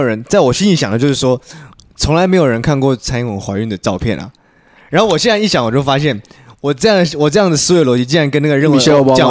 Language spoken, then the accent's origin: Chinese; Taiwan; 但是身为一个台湾人，身体里面一定要亚硝酸盐哦。